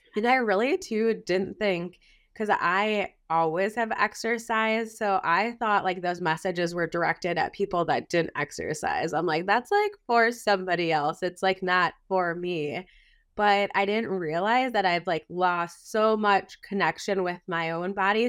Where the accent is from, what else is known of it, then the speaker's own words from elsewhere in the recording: Wisconsin, United States; I'm a Midwest gal, I was born and raised in Wisconsin